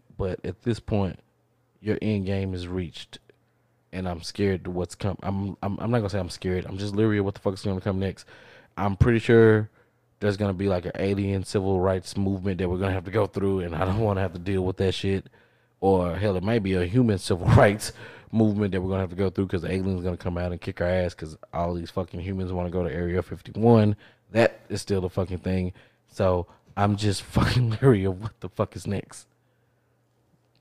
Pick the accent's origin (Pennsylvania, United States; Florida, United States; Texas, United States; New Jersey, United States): Texas, United States; I grew up in Texas